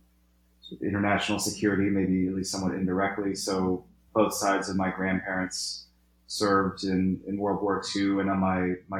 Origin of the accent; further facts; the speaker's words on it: United States; growing up in the United States